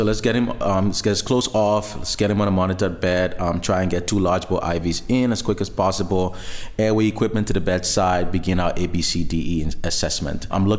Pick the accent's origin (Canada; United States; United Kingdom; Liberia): Liberia; moved away as an adult; now in Cape Town, South Africa; I'm from Liberia, small country in West Africa along the coast. Beautiful, beautiful country, great surf. So, born and raised in Liberia, training in Liberia, undergraduate, postgraduate, med school in Liberia as well.